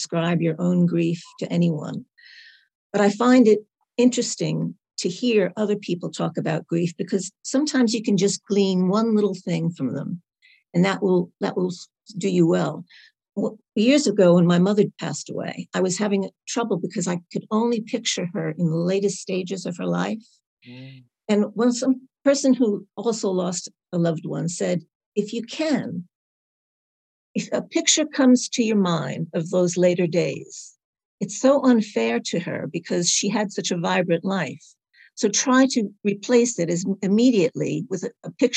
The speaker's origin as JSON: {"language": "English", "region": "New York", "country": "United States", "also_born_or_lived": "Carlisle, England", "moved": "as an adult", "lives_now": "Carlisle area, United Kingdom", "said": "I am originally from New York. And now I live in a beautiful little village south of Carlisle with more sheep than people"}